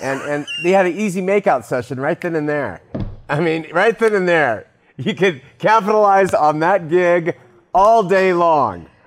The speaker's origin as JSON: {"language": "English", "region": "Southern California", "country": "United States", "tie": "born or raised there", "said": "I grew up in Southern California too"}